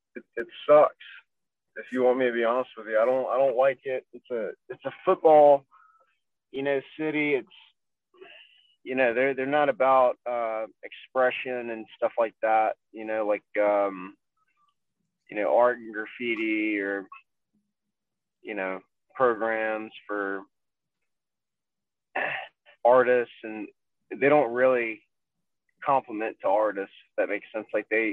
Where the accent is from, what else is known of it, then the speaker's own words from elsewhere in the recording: Baton Rouge, Louisiana, United States; I am from Baton Rouge, Louisiana.